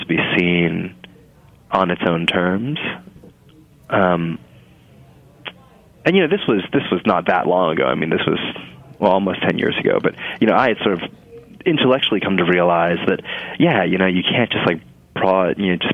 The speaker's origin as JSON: {"language": "English", "region": "New Jersey", "country": "United States", "tie": "born or raised there", "said": "growing up in New Jersey"}